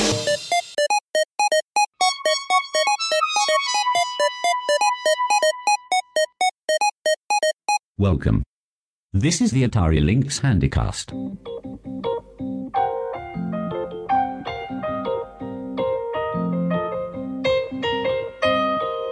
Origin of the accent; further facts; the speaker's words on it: England, United Kingdom; growing up in England